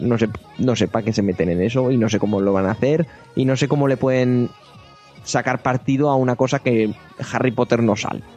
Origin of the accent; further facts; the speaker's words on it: Spain